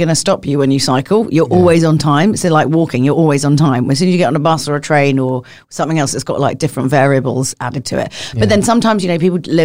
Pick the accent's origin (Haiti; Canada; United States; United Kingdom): United Kingdom; London; I come from London.